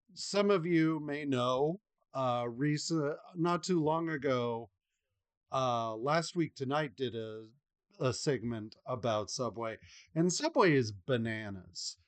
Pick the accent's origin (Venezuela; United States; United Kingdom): United States; as an American